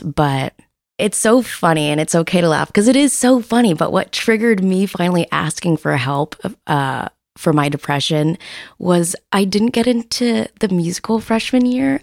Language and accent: English; Seattle, Washington, United States; I'm born and raised in Seattle.